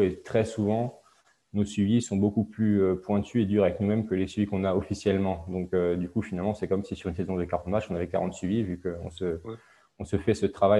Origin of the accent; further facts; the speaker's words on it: Alsace, Grand Est, France; je viens d'Alsace, d'un petit village en Alsace